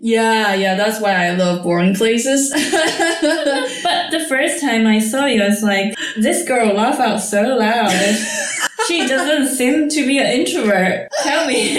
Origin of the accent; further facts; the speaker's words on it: Taiwan; moved away as an adult; also born or lived in United States; now in Netherlands; I was born in Taiwan and I moved to the States for my PhD study.